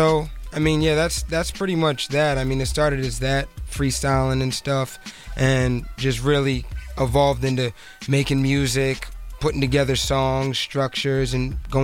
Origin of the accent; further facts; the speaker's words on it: Delaware, United States; moved away as an adult; now in Boston, United States; I'm originally from Delaware, or at least I grew up there